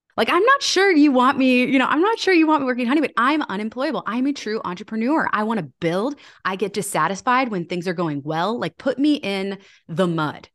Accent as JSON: {"language": "English", "town": "Annapolis", "region": "Maryland", "country": "United States", "tie": "born or raised there", "said": "my hometown of Annapolis"}